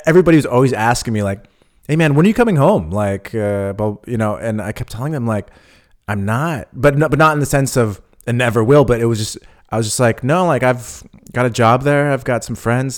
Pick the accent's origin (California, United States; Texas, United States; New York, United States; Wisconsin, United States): California, United States; moved away as an adult; now in Berlin, Germany; I'm from California, but I, you know, I grew up in a small town